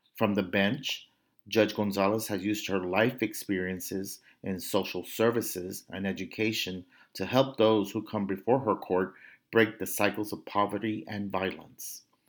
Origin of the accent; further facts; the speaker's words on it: Brownsville, Texas, United States; my hometown of Brownsville, Texas, in La Frontera